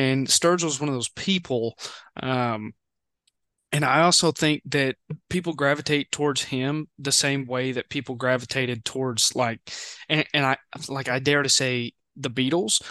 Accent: Western Kentucky, United States; I'm from, w, like, Western Kentucky.

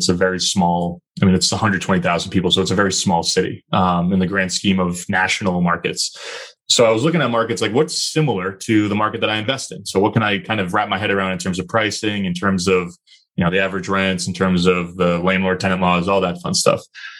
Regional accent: Northeast, United States; Like, you know, I'm from the Northeast. I'm never going to turn down an opportunity to go to Florida, right, especially in the winter.

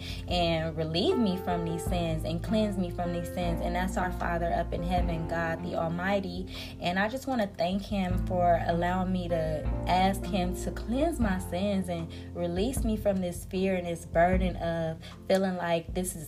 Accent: United States; I'm an American

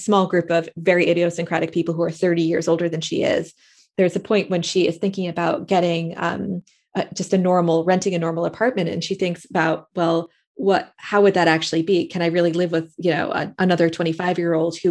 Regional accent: Middletown, Connecticut, United States; also born or lived in San Francisco; now in United Kingdom; my hometown of Middletown, Connecticut

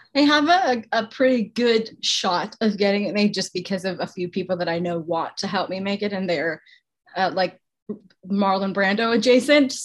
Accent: Canada; I'm Canadian

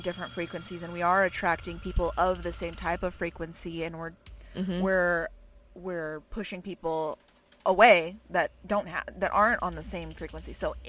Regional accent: California, United States; I'm so clearly from California.

